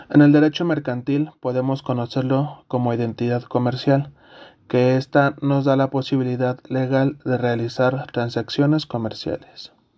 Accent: Mexico; Como mexicanos

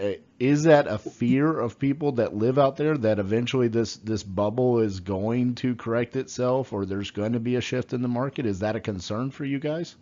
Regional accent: Fort Worth, Texas, United States; I'm from Fort Worth, Texas

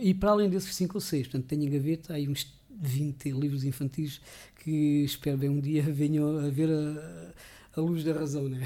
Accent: Rio de Moinhos, Alentejo, Portugal; sou de Rio de Moinhos

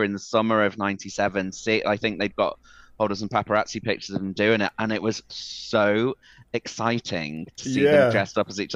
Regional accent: Liverpool, North West England, United Kingdom; I'm from Liverpool

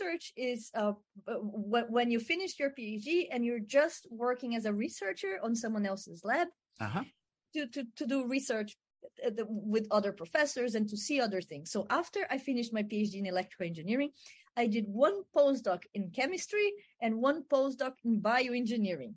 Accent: Brazil; moved away as an adult; also born or lived in France; now in United States; I was born and raised in Brazil, and I started my undergraduate studies in engineering in Brazil.

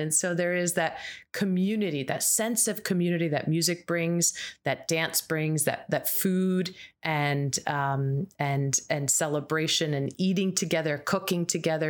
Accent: United States; as an American

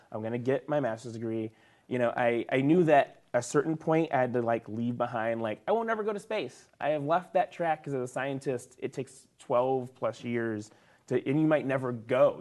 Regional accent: the South, United States; me growing up in the South

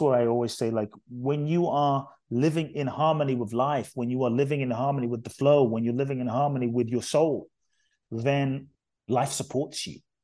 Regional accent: London, United Kingdom; born or raised there; also born or lived in Ghana; now in United States

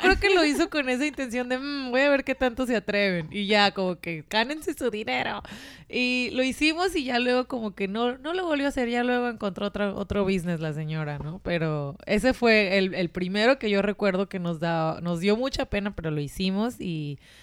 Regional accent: Mexico; de México

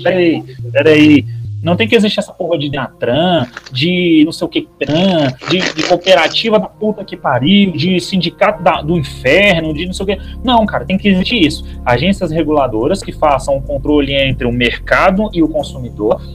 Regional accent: Goiás, Brazil; sou goiano

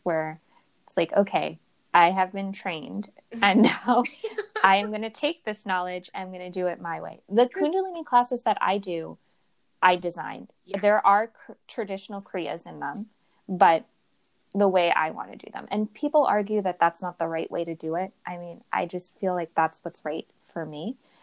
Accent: New York City, New York, United States; moved away; I'm from New York City originally

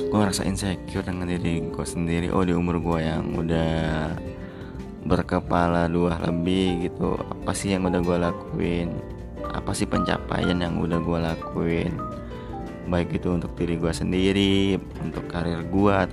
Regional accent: Palembang, South Sumatra, Indonesia; born there; moved away as an adult; now in Jakarta, Indonesia; apalagi gue ini yang ngerantau jauh dari kota kelahiran gue yaitu gue di Palembang terus gue moving ke Jakarta dimana ya teman-teman gue baru semua gitu

